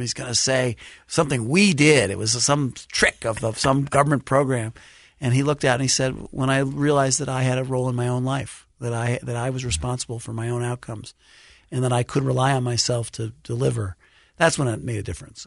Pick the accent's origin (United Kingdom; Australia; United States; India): United States; New York City, New York; I grew up in Brooklyn, New York